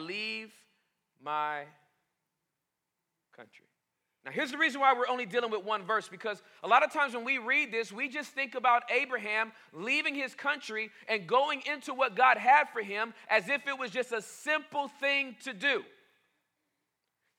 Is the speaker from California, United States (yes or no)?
no; Boston, Massachusetts, United States; I'm from Boston